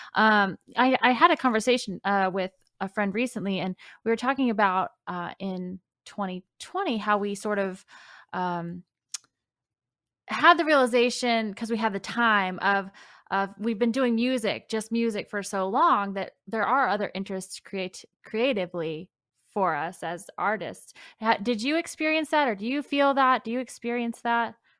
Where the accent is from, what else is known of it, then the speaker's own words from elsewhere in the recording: Floyds Knobs, Indiana, United States; the town that I'm from, which was Floyd's Knobs